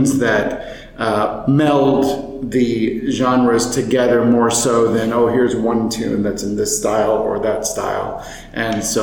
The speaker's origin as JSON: {"language": "English", "town": "Austin", "region": "Texas", "country": "United States", "tie": "born or raised there", "also_born_or_lived": "Chicago, Illinois", "moved": "yes", "lives_now": "San Marcos, United States", "said": "my hometown of Austin, Texas."}